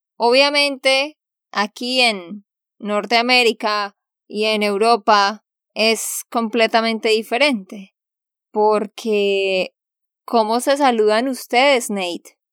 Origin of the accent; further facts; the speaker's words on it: Santander, Colombia; de Santander, Colombia.